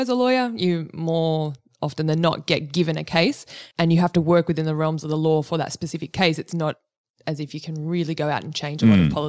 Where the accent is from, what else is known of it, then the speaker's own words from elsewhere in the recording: Cronulla, New South Wales, Australia; moved away as an adult; also born or lived in New York; I grew up in Cronulla and I was a member of North Cronulla Surf Club since I was 5 years old